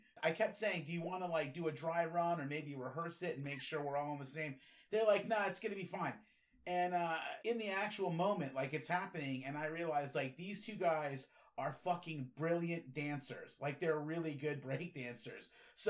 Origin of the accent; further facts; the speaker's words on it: New Hampshire, United States; Well, I'm from New Hampshire.